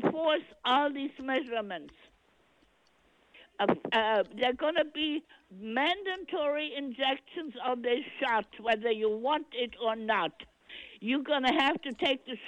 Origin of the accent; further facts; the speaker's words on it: Germany; now in United States; I'm from Germany